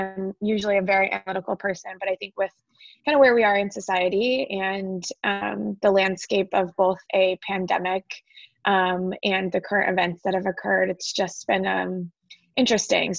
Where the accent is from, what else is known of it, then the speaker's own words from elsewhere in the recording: Toledo, Ohio, United States; I am a Buckeye born and bred. I'm from Ohio, from Toledo, Ohio